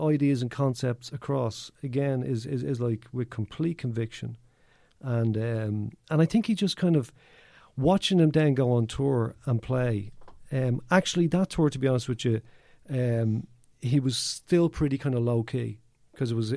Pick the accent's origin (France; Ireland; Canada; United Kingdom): Ireland; Dublin, Leinster; now in Donegal, Ireland; I'm from Kilbarrick, you know, actually live in Donegal now